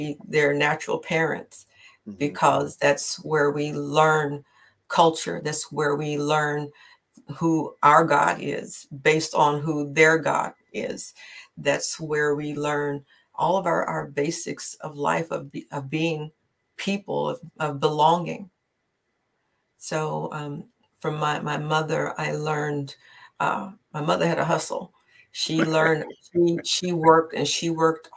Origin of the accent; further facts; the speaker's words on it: West Virginia, United States; moved away; I am originally from West Virginia